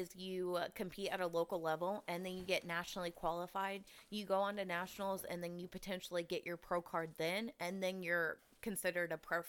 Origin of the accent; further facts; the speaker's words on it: Houston, Texas, United States; from Houston.